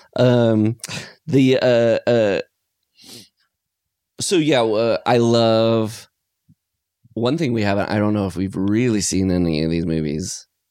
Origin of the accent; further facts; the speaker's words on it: Iowa, United States; now in California, United States; growing up in Iowa